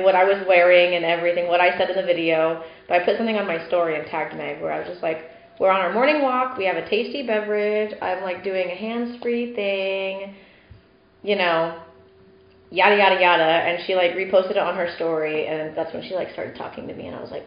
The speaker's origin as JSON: {"language": "English", "region": "Indiana", "country": "United States", "tie": "born or raised there", "also_born_or_lived": "Texas", "moved": "yes", "said": "my hometown in Indiana"}